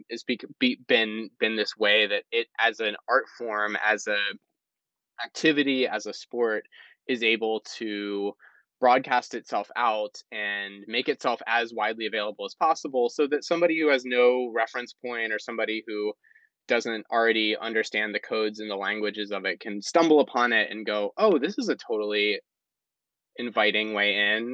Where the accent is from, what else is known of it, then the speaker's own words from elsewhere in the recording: South Carolina, United States; I'm from South Carolina, and South Carolina is not a, a, as a state a very supportive place for the arts